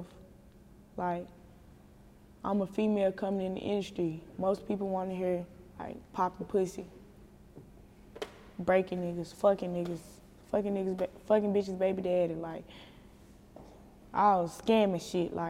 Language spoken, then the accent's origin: English; Chattanooga, Tennessee, United States; I grew up on the east side. Well, I'm from the east side, but I grew up in Eastdale.